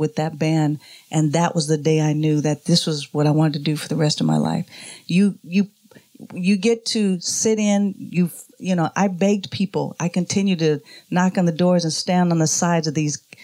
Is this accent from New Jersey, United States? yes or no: no; Oakland, California, United States; Born and raised in Oakland, California.